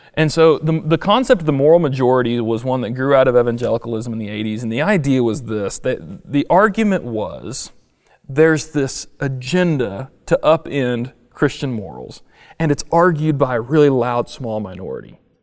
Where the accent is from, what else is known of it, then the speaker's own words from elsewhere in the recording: United States; as an American